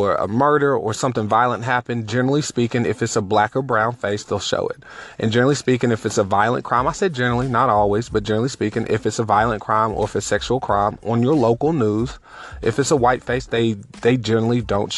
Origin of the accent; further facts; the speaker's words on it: United States; for me to be an American